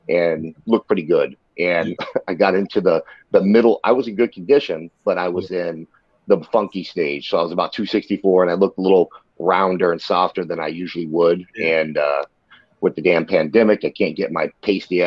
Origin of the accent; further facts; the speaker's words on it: Ohio, United States; we're both from Ohio